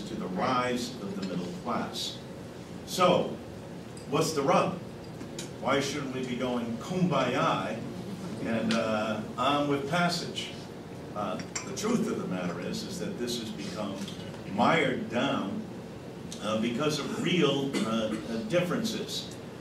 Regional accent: East Hartford, Connecticut, United States; my hometown of East Hartford

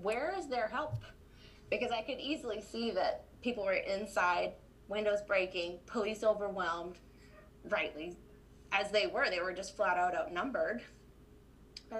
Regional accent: Tennessee, United States; now in Loma Linda, United States; I grew up in Tennessee. I grew up in the Southeast

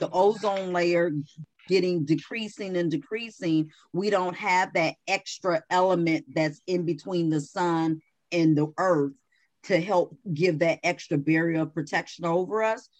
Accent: Chicago, Illinois, United States; moved away; I was from Chicago, so you know it's bit bitingly cold.

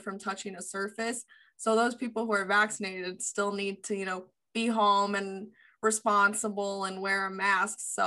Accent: California, United States; moved away as an adult; also born or lived in Boston; I'm from California, and I went out, you know, Wentworth and Boston

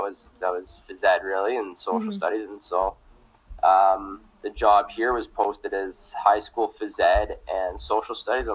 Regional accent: Stony Plain, Alberta, Canada; moved away as an adult; now in St. Paul, Canada; growing up in Stony Plain

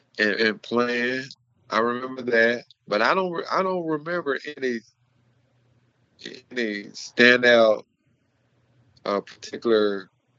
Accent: Mart, Texas, United States; growing up in Texas, growing up in Mart, all you did was go out there and you played as hard as you could, as fast as you can, until the final whistle

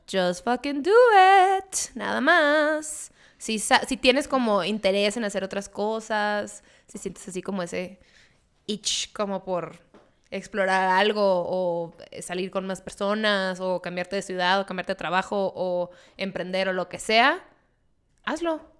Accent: Mexicali, Baja California, Mexico; Y como yo soy oriunda de Mexicali, soy por ende cachanilla.

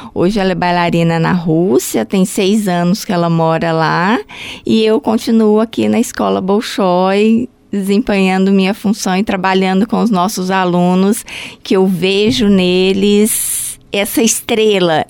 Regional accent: Goiânia, Goiás, Brazil; moved away as an adult; now in Joinville, Brazil; eu sou de Goiânia

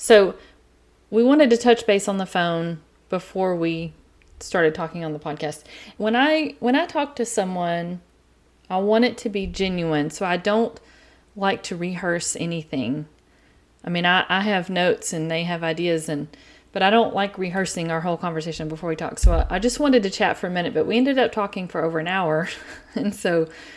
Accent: East Texas, United States; accent: East Texas; I have an East Texas accent

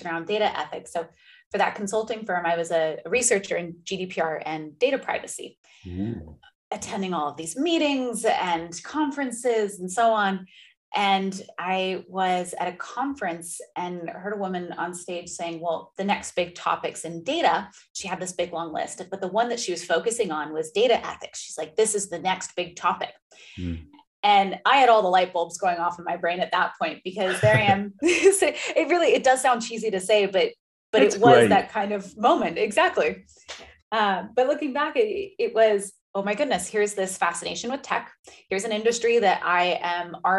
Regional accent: Redwood City, California, United States; I was born and raised in Redwood City. It's right outside San Francisco

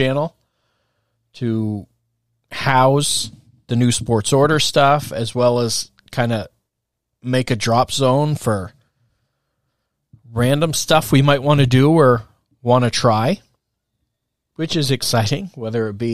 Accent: Hardwick, Vermont, United States; also born or lived in Walden, Vermont / Williamstown, Vermont; I was driving from Williamstown to Hardwick every morning at 6:30

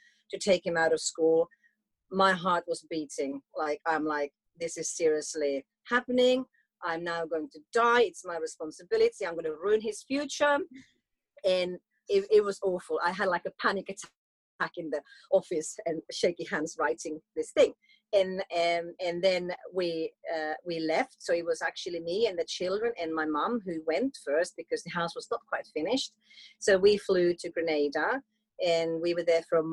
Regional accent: Finland; moved away; also born or lived in United Kingdom; I'm from Finland

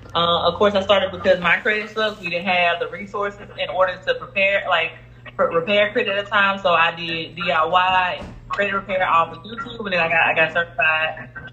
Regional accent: Lake Providence, Louisiana, United States; I am the owner of Financial Freedom. I was born in Lake Providence, Louisiana. I am 25 years old.

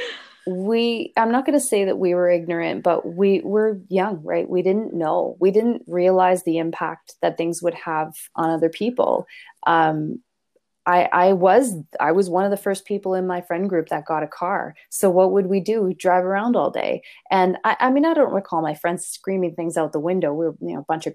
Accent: Canada; we're very Canadian at this point

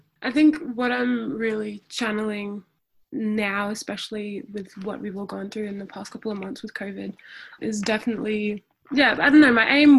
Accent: Townsville, Queensland, Australia; moved away as an adult; now in Melbourne, Australia; I'm from Townsville up in North Queensland. So I'm a proud Aboriginal and Torres Strait Islander woman, and I moved to Melbourne, Kulin Nations land, 2 years ago.

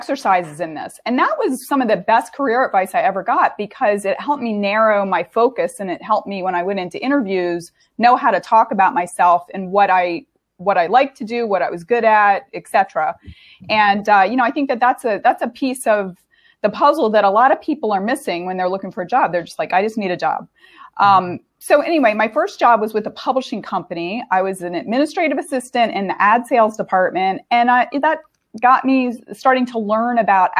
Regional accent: southern Delaware, United States; moved away as an adult; also born or lived in Boston; I grew up in Delaware.

